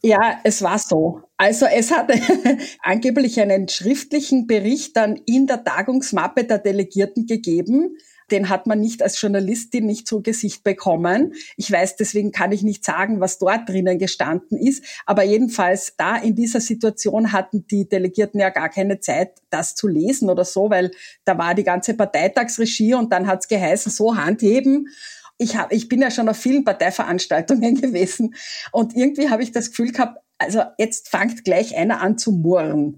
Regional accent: Carinthia, Austria; ich bin Kärntnerin

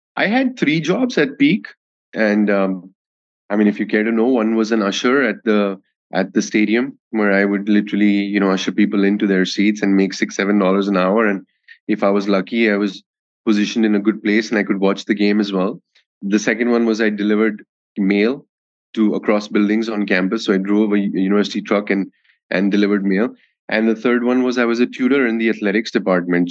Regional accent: Delhi, India; moved away as an adult; also born or lived in Kolkata, India / United States / London, United Kingdom; I was born in Calcutta and uh, I grew up in, I did my schooling, all my schooling in Delhi.

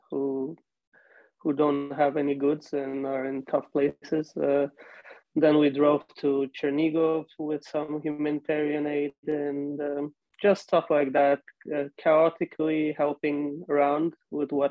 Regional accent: Kyiv, Ukraine; born there; I was born

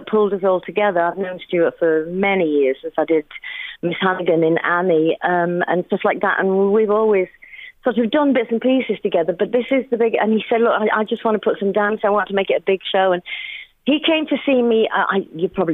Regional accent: Yorkshire and the Humber, United Kingdom; moved away as an adult; now in Ireland; Very different from my home country. I was born in Yorkshire, you know, but we've lived here now for 24 years

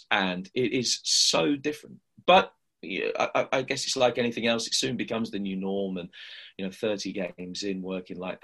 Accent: Midlands, United Kingdom; I'd listened to a lot of radio when I was growing up in the Midlands

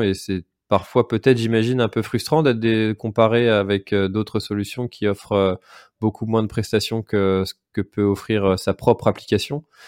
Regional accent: Breton, Brittany, France; quand on est breton

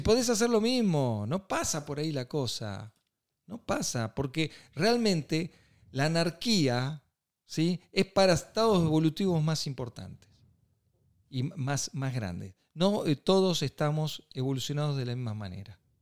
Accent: Argentina; somos Argentina

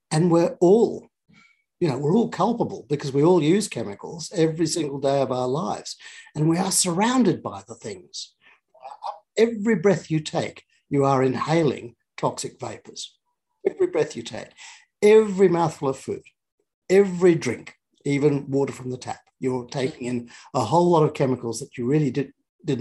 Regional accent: Australia; as an Australian, a modern Australian citizen

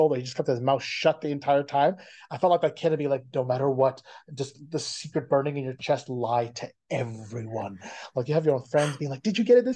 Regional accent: Ottawa, Ontario, Canada; now in Toronto, Canada; I'm originally from Ottawa, but I'm located in Toronto.

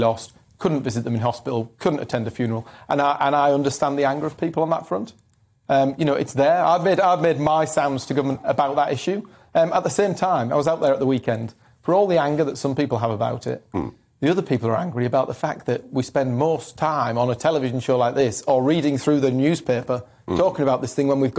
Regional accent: Stockton-on-Tees, North East England, United Kingdom; I was born and raised in Stockton South

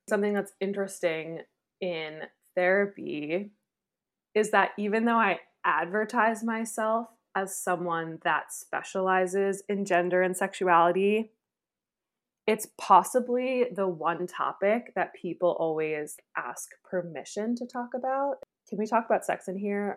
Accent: New York, United States; also born or lived in Pennsylvania / Chicago / Philadelphia; now in Texas, United States; I'm originally from New York State, but I've lived in Pennsylvania, Chicago, Philadelphia, and now I live in Texas

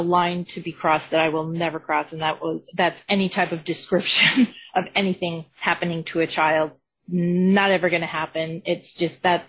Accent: Colorado, United States; I'm from Colorado

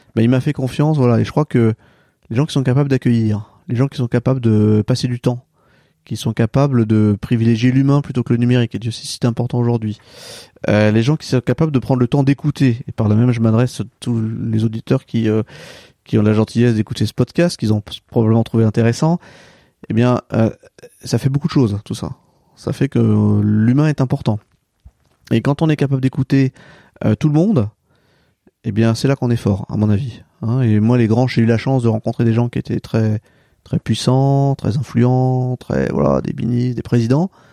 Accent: near Châteauneuf-en-Thymerais, Centre-Val de Loire, France; moved away; also born or lived in Dreux; je suis né à Dreux, j'ai grandi à quelques kilomètres d'ici, euh, près de châteauneuf fortimeray

